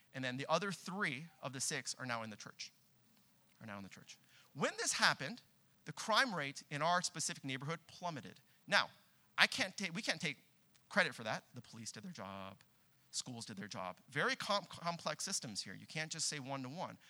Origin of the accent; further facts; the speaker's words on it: Southern California, United States; now in Boston, United States; we're both from Southern California